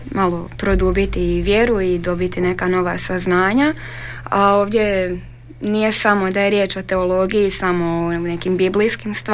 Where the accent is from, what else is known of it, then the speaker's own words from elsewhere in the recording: Štitar, Vukovar-Syrmia County, Croatia; moved away as an adult; now in Đakovo, Croatia; Ja sam iz Štitara.